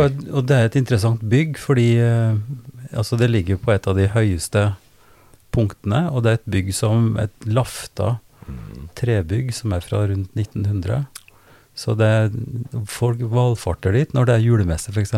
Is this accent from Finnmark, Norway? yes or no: no; Oppdal, Trøndelag, Norway; jeg er fra, fra Oppdal, Sør-Trøndelag